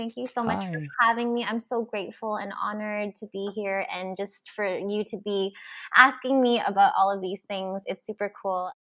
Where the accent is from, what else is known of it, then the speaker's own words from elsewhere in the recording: Philippines; I'm Filipina and I was raised Roman Catholic. So religion was a huge part of my upbringing.